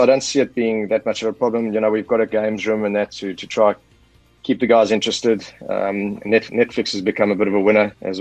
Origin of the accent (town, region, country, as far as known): South Africa